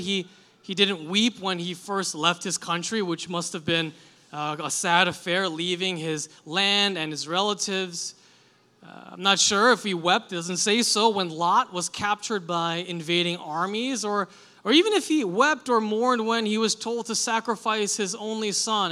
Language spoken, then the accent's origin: English; New York City, New York, United States; I grew up in Queens